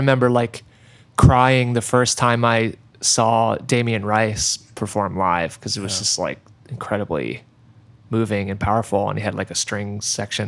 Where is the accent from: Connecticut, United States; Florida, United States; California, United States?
Connecticut, United States; New Haven; moved away as an adult; now in Athens, United States; I grew up in the New Haven area